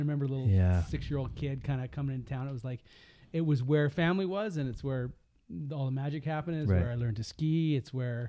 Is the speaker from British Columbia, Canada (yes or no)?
yes; Kelowna, British Columbia, Canada; moved away as an adult; I grew up in Kelowna